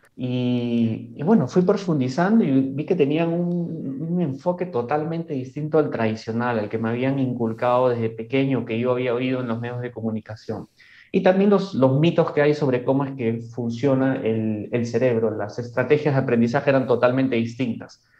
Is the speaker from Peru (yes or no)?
yes; Peru; first language Spanish; tú como peruano sabes que nuestro país es complejo